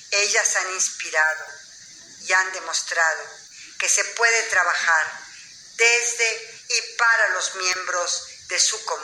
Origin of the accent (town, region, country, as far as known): Mexico